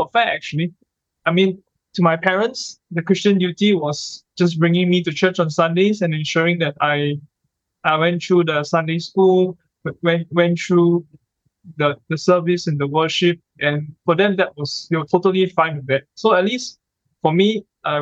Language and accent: English; Singapore; I grew up in Singapore